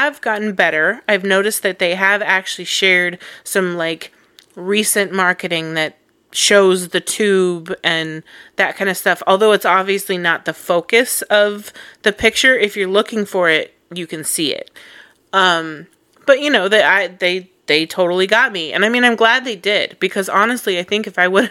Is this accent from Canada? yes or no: no; Colorado, United States; moved away; I'm from Colorado.